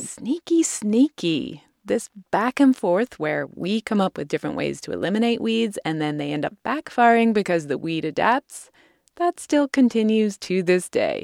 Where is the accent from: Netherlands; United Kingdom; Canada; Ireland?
United Kingdom; moved away; my home country